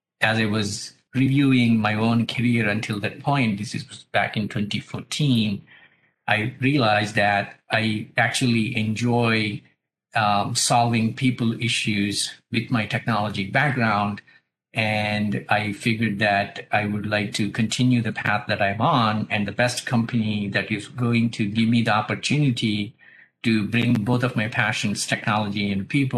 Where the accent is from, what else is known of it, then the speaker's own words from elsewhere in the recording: India; moved away as an adult; now in United States; I grew up in India and moved to US in 94